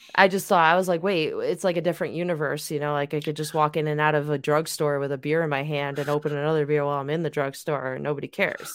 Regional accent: New York, United States; also born or lived in Southern California / Missouri; I grew up here in New York

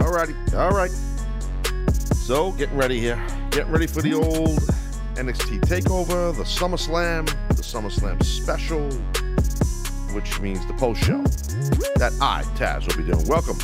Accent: Brooklyn, New York, United States; I'm from Brooklyn.

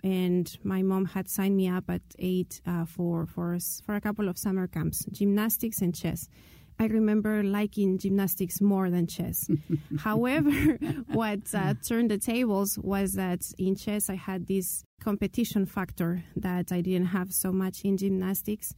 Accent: Lima, Peru; I'm from Lima, Peru, the capital city

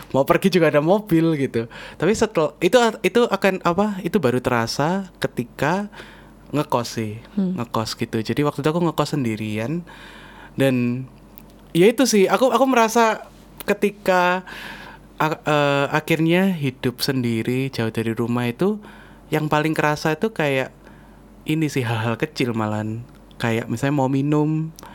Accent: Surabaya, East Java, Indonesia; moved away as an adult; now in Jakarta, Indonesia; kita orang Surabaya dan uh. kita merantaunya ke Jakarta

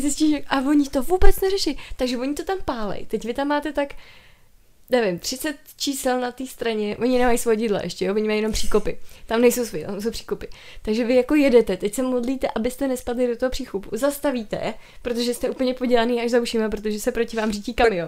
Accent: Czechia; jsem se narodila v Česku

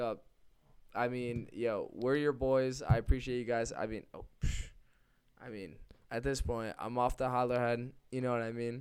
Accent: Connecticut, United States; we're from Connecticut and we grew up right next to those tobacco fields.

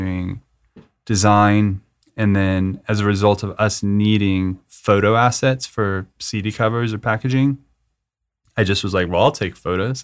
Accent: Manitou Springs, Colorado, United States; also born or lived in Aurora, Colorado; I was born in Colorado, Aurora, Colorado, and grew up in Manitou Springs, which is a super small hippie town.

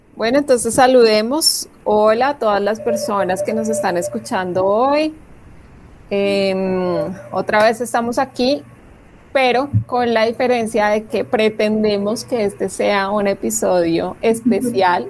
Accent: Colombia

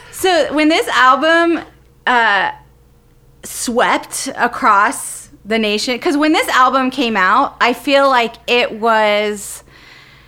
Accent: the South, United States; also born or lived in Columbia, South Carolina; I grew up in the South

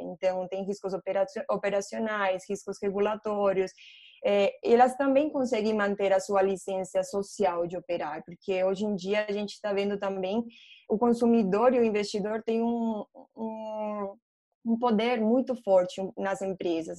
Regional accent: Colombia; Portuguese is a second language; moved away as an adult; also born or lived in England; now in Brazil; eu sou colombiana, só para vocês saberem meu sotaque, né? Eu estou no Brasil faz seis anos

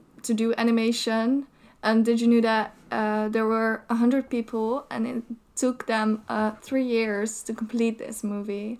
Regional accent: Netherlands; we're from the Netherlands

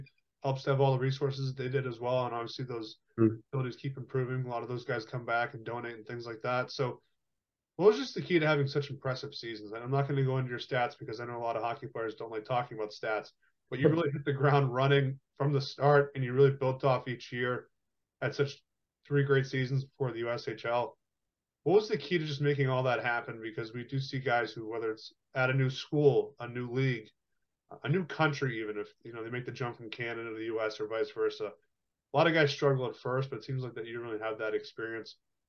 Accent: Boston, Massachusetts, United States; I grew up in Boston as well.

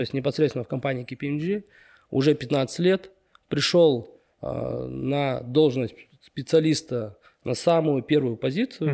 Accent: Karaganda, Karaganda Region, Kazakhstan; moved away as an adult; also born or lived in Almaty, Kazakhstan; now in Astana, Kazakhstan; я родился, вырос в Караганде

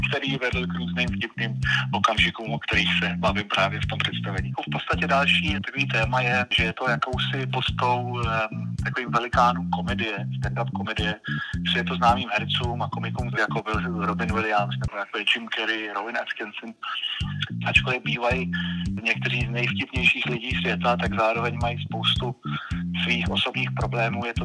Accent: Malta; moved away as an adult; now in Czech Republic; pocházím na půl z Čech, na půl z Malty

